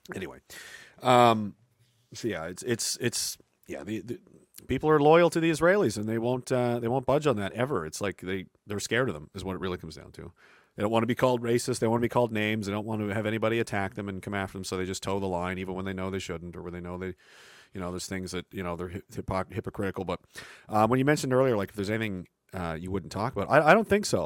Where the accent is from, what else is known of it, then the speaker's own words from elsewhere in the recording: Canada; a Canadian